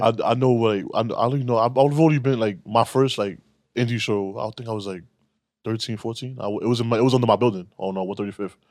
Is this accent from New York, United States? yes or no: yes; New York City, New York, United States; I grew up in Harlem